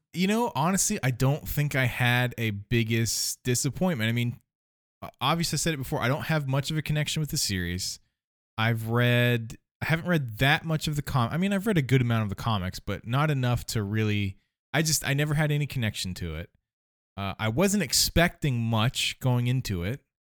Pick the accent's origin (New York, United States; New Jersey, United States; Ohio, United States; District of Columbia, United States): Ohio, United States; I'm from Ohio